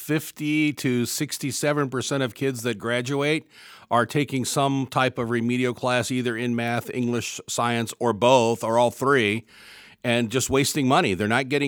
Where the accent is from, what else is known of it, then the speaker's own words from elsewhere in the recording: Virginia, United States; accent: southern; moved away; It's that southern, it's a southern accent. I grew up in Virginia, so I'm getting that southern drawl coming back in every so often